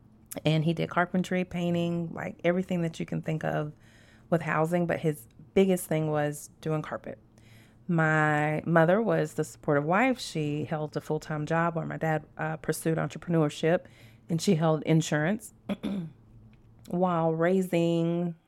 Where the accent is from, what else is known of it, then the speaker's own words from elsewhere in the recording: Scott, Louisiana, United States; also born or lived in Lafayette; I was born in Lafayette, Louisiana, and it is a small town. Some people know Monroe, and that's the city that I was born, but where we actually lived, it was a little town called Scott